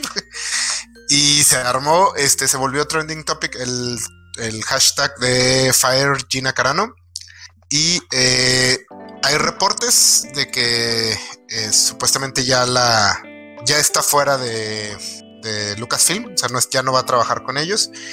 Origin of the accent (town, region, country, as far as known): Mexico